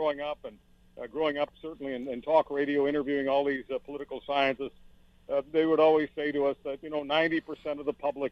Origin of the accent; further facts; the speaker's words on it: Montreal, Quebec, Canada; also born or lived in Toronto / Hamilton / Burlington / London, Ontario; now in Western Canada; I've spent half my life in the other part of the country, either growing up in Montreal or many years in Toronto and in Hamilton and Burlington and London